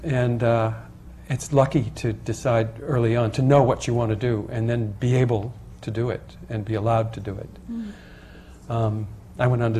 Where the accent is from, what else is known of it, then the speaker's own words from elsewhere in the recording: Buffalo, New York, United States; I grew up in Buffalo, New York